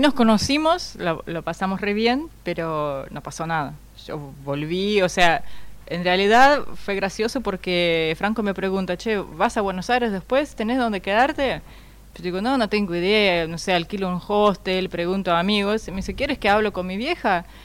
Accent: Russia; Spanish is a second language; moved away as an adult; also born or lived in Missouri, United States; soy de una ciudad que quedó como a dos horas de Moscú

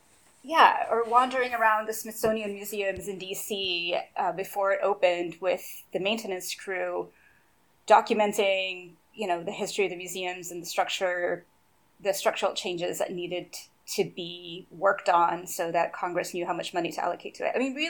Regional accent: Brazil; English is a second language; We had an entire fridge dedicated just to chocolate when I was growing up in Brazil.

